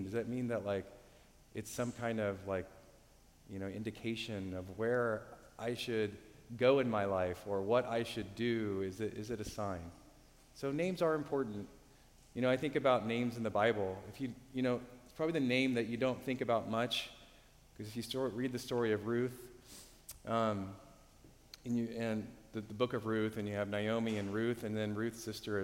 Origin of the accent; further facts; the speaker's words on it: Oklahoma City, Oklahoma, United States; moved away as an adult; now in Cincinnati, United States; I'm from Oklahoma City, so I grew up with the Big 12